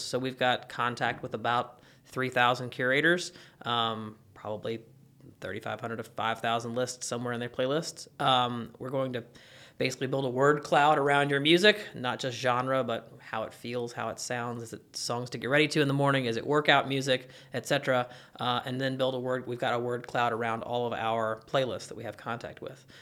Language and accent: English; Kentucky, United States; I'm from Kentucky